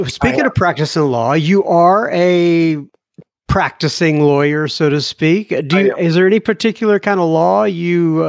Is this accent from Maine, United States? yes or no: yes; Bangor, Maine, United States; I was actually born in Bangor, Maine.